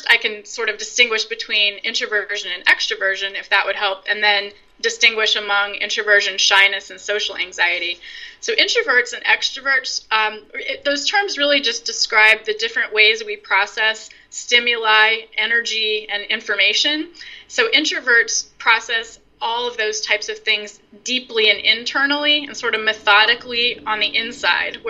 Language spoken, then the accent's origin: English; Virginia, United States; now in Brooklyn, New York, United States; I grew up in Virginia